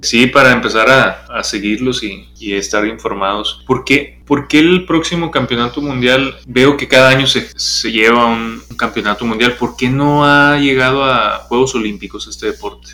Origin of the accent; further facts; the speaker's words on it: Sonora, Mexico; moved away; allá en Sonora, pues es otro tipo de, deportes, los que practicamos o vemos desde chiquitos